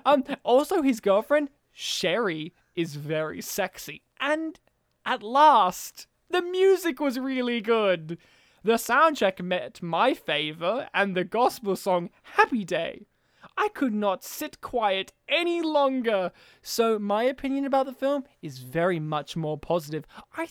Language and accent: English; Serbia; That's what we call her in my family, because I'm from Serbia.